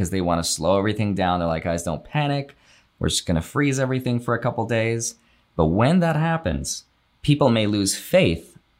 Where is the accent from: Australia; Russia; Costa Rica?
Russia; English is a second language; now in United States; They're immigrants. So I came from Russia. I'm a circus kid. I used to travel with my parents.